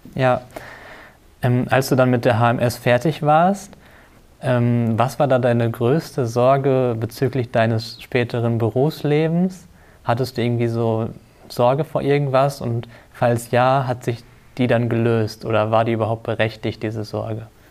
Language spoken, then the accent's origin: German; North Rhine-Westphalia, Germany; Wir kommen beide aus Ostwestfalen und waren auf der gleichen Schule fürs Abitur.